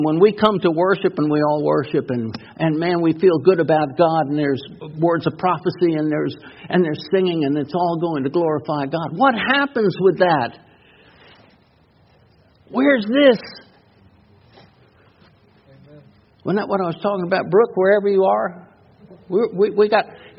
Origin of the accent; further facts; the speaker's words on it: New York City, New York, United States; moved away; also born or lived in North Carolina; When I was growing up in New York City and going to high school there, I mean, I come out of North Carolina and going into high school in New York